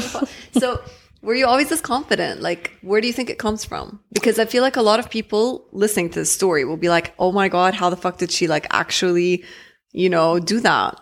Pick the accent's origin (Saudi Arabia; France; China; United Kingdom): Saudi Arabia; Jeddah, Makkah Province; moved away; I grew up in Jeddah